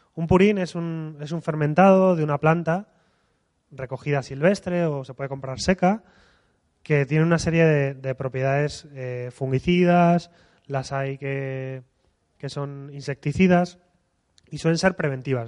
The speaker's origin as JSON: {"language": "Spanish", "region": "Asturias", "country": "Spain", "said": "cuando estamos en Madrid, venimos de Asturias"}